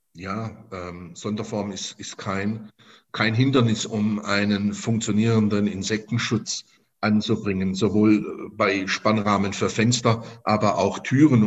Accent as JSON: {"language": "German", "town": "Stuttgart", "region": "Baden-Württemberg", "country": "Germany", "tie": "born or raised there", "moved": "as an adult", "lives_now": "Zweibrücken, Germany", "said": "ich komme gebürtig aus Stuttgart, bin auch dort geboren"}